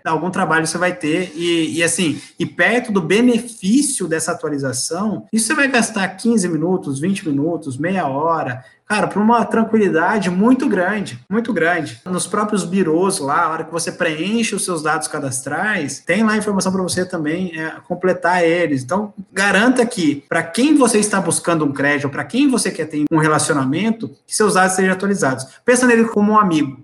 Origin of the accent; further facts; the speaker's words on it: Brazil; A nossa cultura como brasileiro